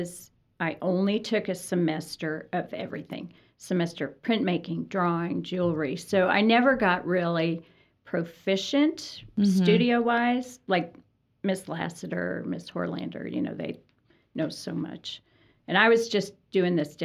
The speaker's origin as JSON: {"language": "English", "region": "Colorado", "country": "United States", "tie": "born or raised there", "said": "Growing up in Colorado, it's all about the environment"}